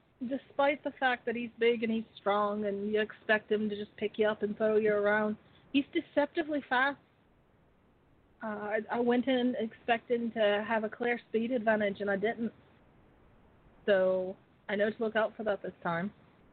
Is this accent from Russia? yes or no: no; Dublin, Leinster, Ireland; I mean, at the same time, it's not like I'm from the middle of nowhere. I'm from Dublin. It's a pretty big city.